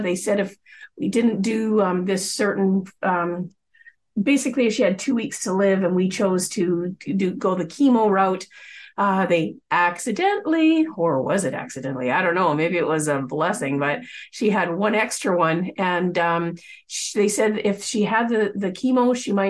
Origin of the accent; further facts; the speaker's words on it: Coquitlam, British Columbia, Canada; I grew up in the Lower Mainland of British Columbia, the Vancouver area, specifically in Coquitlam